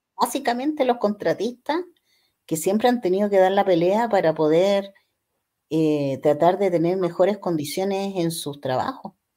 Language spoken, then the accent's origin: Spanish; Chile; como chilenos